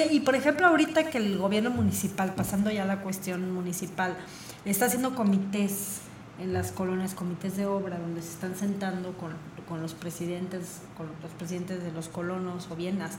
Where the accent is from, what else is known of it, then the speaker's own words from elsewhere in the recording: Querétaro, Mexico; somos pocos queretanos.